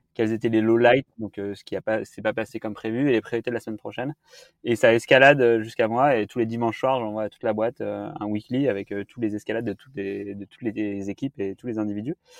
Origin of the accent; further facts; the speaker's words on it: the Alps, France; now in Paris, France; j'ai grandi dans les Alpes en regardant les montagnes toute la journée